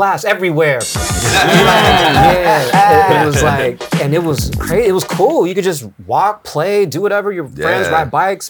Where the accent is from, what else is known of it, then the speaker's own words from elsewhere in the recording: San Francisco, California, United States; also born or lived in Daly City; I was born in San Francisco